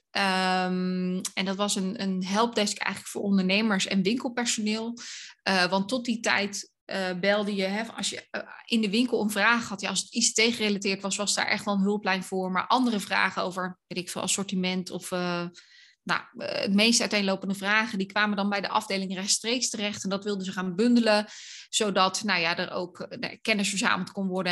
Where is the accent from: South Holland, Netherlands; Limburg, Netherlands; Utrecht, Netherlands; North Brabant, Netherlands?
South Holland, Netherlands; Dordrecht; moved away as an adult; also born or lived in Tilburg / Hilversum; now in Loosdrecht, Netherlands; ik ben opgegroeid in Dordrecht.